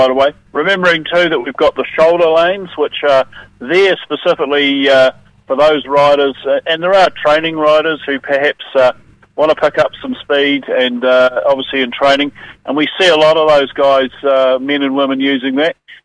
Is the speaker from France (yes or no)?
no; Otago Peninsula, New Zealand; it's my hometown